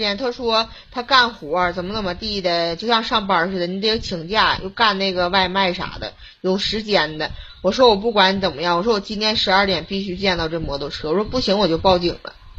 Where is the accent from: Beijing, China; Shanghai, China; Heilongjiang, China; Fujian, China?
Heilongjiang, China; Harbin; 哈尔滨。